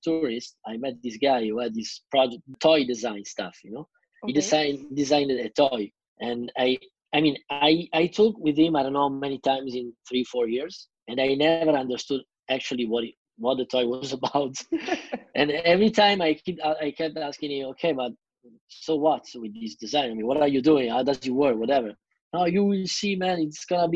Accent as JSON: {"language": "English", "town": "Milan", "region": "Lombardy", "country": "Italy", "tie": "born or raised there", "also_born_or_lived": "Boston / Riga, Latvia", "said": "I was born in Milano and I grew up here."}